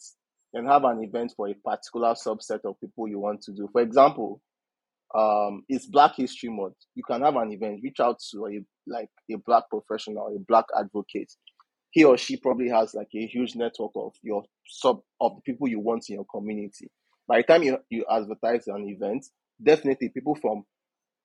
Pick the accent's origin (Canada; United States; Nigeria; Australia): Nigeria; my culture, about what it means to be a Nigerian